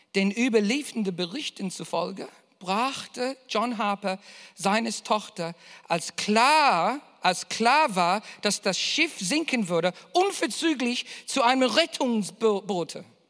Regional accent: Australia; ich bin Australier

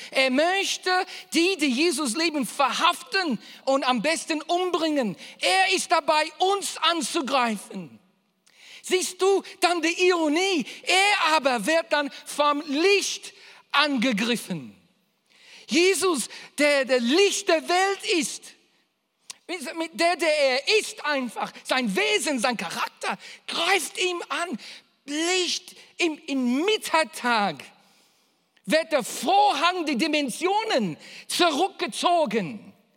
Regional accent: Australia; ich bin Australier

